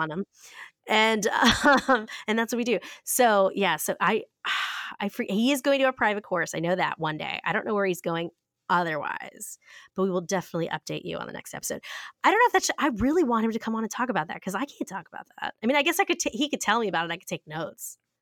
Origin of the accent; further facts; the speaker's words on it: Ohio, United States; I'm from Ohio